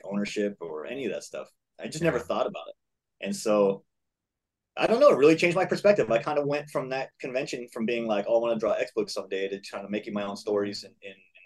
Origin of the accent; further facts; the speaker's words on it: East Bay, California, United States; We grew up in the East Bay, and we would drive over to this shop on B Street in Hayward